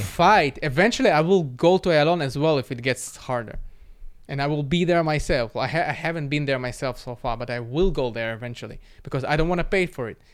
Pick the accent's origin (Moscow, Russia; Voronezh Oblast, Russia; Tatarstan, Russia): Moscow, Russia; now in Israel; I was born in Moscow